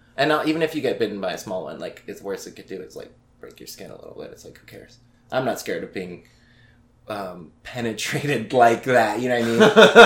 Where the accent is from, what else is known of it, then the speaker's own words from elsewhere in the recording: Santa Fe, New Mexico, United States; I'm from Santa Fe, New Mexico